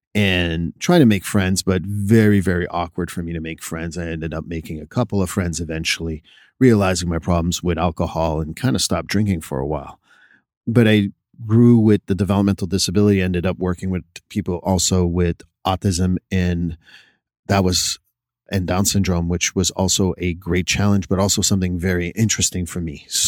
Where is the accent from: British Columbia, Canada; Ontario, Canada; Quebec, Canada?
Quebec, Canada; Montreal; first language French; English is a second language; now in United States; I'm born and raised in Montreal, Quebec. So when you move to a different country, there is certain adaptations you have to do.